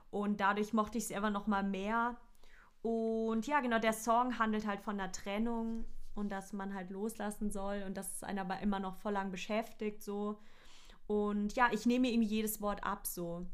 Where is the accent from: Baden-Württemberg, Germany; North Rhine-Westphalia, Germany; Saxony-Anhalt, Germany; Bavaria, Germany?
Baden-Württemberg, Germany; near Offenburg; aus meiner Heimat in der Nähe zumindest.